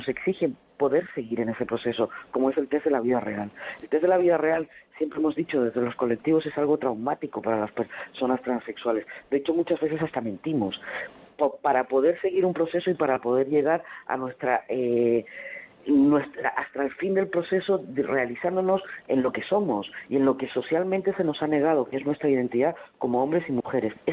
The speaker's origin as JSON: {"language": "Spanish", "country": "Chile", "tie": "born or raised there", "moved": "as an adult", "lives_now": "Spain", "said": "salir del país donde había crecido, donde me había nacido donde estaba mi familia y poder venir a España"}